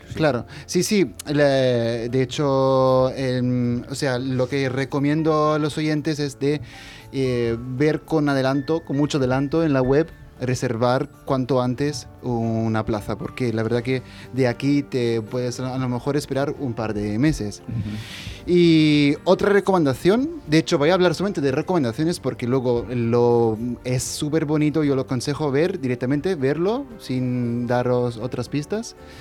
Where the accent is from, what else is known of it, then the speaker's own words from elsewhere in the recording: Italy; moved away; lo digo como italiano